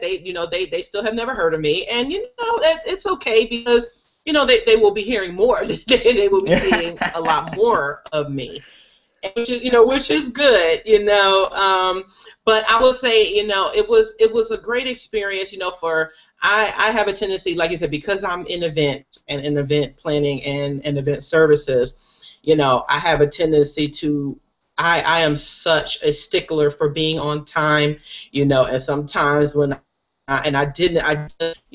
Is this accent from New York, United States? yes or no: yes; New York City, New York, United States; my hometown of Queens